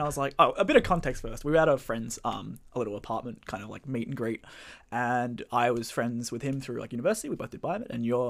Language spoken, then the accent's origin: English; Bayside, Victoria, Australia; now in Melbourne, Australia; Well, I guess I'll start with … I grew up down in Bayside. I've been studying my undergrad at Melbourne.